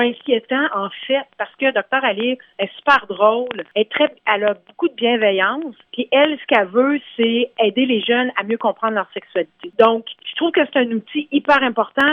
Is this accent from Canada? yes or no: yes; Canada; moved away as an adult; now in Toronto, Canada; ça fait une vingtaine d'années que je suis à Toronto. Je suis originaire de la région d'Ottawa-Gatineau